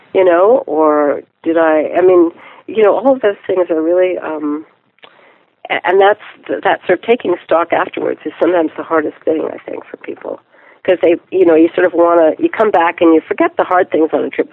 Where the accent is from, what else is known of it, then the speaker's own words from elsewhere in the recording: Ottawa, Ontario, Canada; also born or lived in Quebec City; I grew up uh, mostly in Ottawa, Ontario, Canada